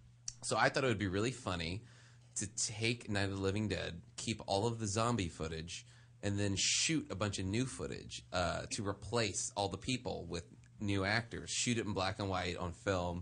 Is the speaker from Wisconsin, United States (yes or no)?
no; New Orleans, Louisiana, United States; Because like I grew up in New Orleans, right?